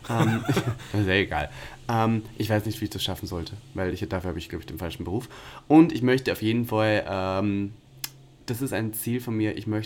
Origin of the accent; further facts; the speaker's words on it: Austria; Also wirklich, ich hasse ihn auch als Österreicher.